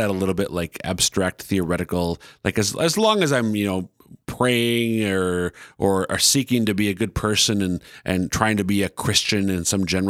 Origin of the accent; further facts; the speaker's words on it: Minnesota, United States; also born or lived in Steubenville, Ohio; the great state, my home state of Minnesota